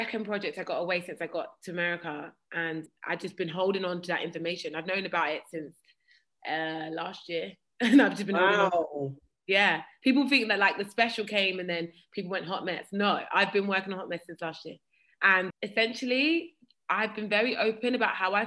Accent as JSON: {"language": "English", "town": "Croydon", "region": "London", "country": "United Kingdom", "said": "I'm from Croydon. I'm from Fortinneath, Croydon."}